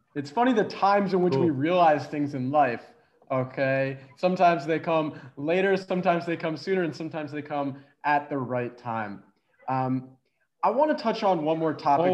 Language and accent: English; Philadelphia, Pennsylvania, United States; moved away as an adult; also born or lived in Connecticut; I'm from Philadelphia